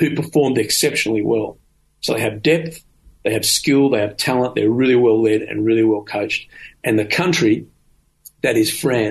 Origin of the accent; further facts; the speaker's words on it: Australia; as an Australian.